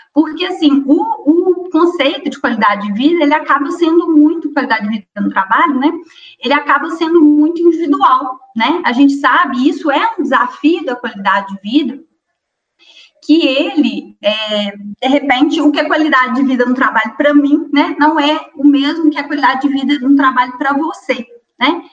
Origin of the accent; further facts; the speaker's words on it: Astolfo Dutra, Minas Gerais, Brazil; Minha origem, eu sou de um distrito de Astolfo Dutra, né? De uma colônia de italianos que chama Colônia Santa Maria